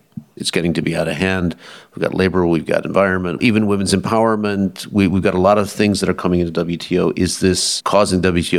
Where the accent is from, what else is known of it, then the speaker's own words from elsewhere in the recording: Wisconsin, United States; I'm from the great state of Wisconsin.